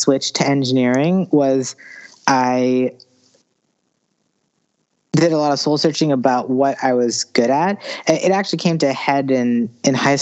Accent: Alexandria, Virginia, United States; I grew up in Northern Virginia, in Alexandria, Virginia, right outside D.C.

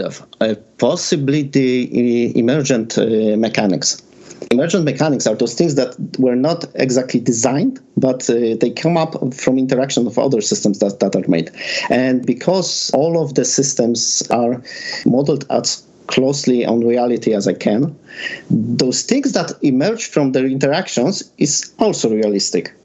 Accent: Poland; I'm from Benjin, Poland

